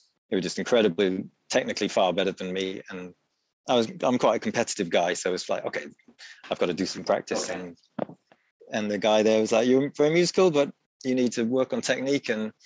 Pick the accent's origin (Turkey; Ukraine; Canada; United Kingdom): United Kingdom; Wales; also born or lived in Leeds; I'm from Wales, I'm from a small town in Wales